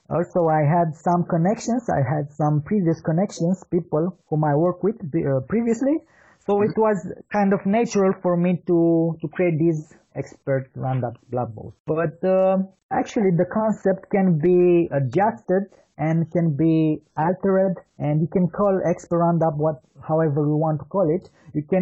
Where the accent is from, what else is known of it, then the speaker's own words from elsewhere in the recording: Bucharest, Romania; As you said, I'm from Bucharest, Romania.